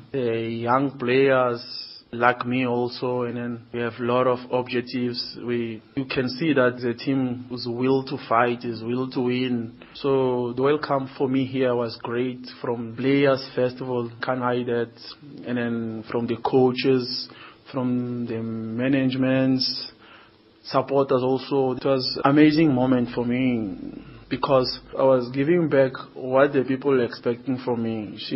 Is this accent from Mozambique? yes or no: yes; Maputo, Mozambique; moved away as an adult; also born or lived in Nampula, Mozambique / Portugal; now in South Africa; I grew up in Mozambique, Maputo.